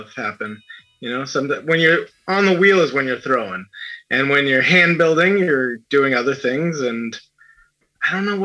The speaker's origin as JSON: {"language": "English", "town": "New Bedford", "region": "Massachusetts", "country": "United States", "said": "I'm from New Bedford, which is a very big Portuguese population in Massachusetts"}